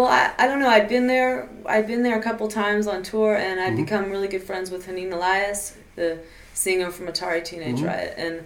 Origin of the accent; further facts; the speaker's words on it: California, United States; moved away as an adult; also born or lived in San Francisco; now in Berlin, Germany; I'm from California and people are very friendly in California and very open